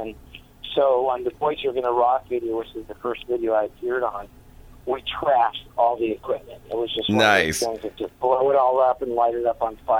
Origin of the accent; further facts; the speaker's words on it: Las Vegas, Nevada, United States; We came from Las Vegas. We were a different type of animal on that side.